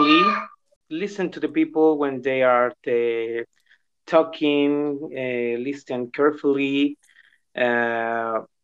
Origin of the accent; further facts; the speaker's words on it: El Salvador; first language Spanish; English is a second language; moved away as an adult; now in United Kingdom; I am from El Salvador in Central America. I have been living in the UK about 1 year and 4 months. And I studied English in my country. My first language is Spanish.